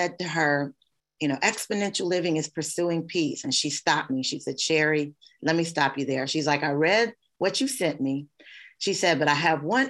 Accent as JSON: {"language": "English", "region": "Kentucky", "country": "United States", "said": "I'm from Kentucky. My family is safe"}